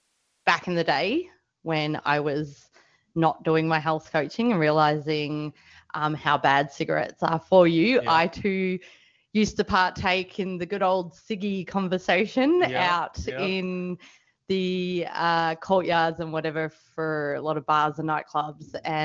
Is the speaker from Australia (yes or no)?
yes; Melbourne, Victoria, Australia; I'm a Melbourneite.